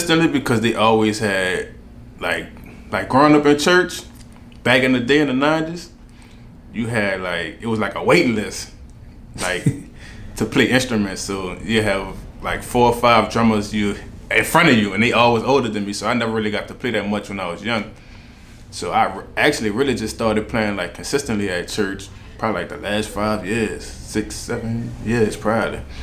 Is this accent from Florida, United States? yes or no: no; Marrero, Louisiana, United States; accent: New Orleans; From the West Bank, West Side, Marrero, Harvey. That's where I grew up at.